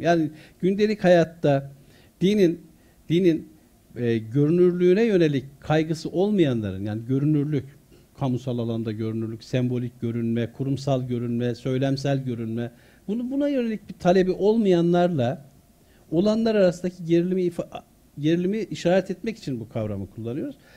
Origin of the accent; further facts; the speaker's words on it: Konya, Turkey; also born or lived in Artvin / Çumra; ben e, İmam Hatip'te okurken Konya'da büyüdüm.